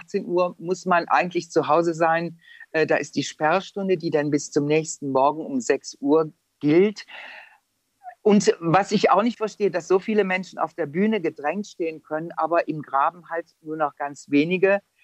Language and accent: German; Aachen, North Rhine-Westphalia, Germany; also born or lived in Lyon; now in Frankfurt, Germany; in Aachen, wo ich herkomme